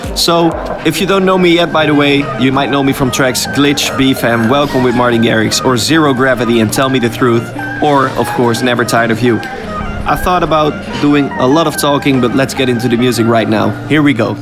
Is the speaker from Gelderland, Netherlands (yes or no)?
yes; Apeldoorn, Gelderland, Netherlands; We're actually in Apeldoorn right now, still in Apeldoorn, the city that I live in, uh, my hometown.